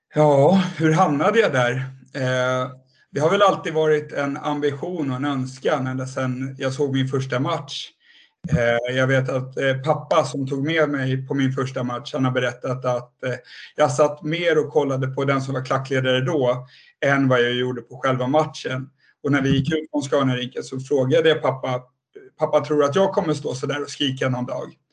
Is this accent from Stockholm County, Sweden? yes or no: yes; Nynäshamn, Stockholm County, Sweden; så jag kommer ju inte från Södertälje överhuvudtaget. Jag är uppvuxen i Nynäshamn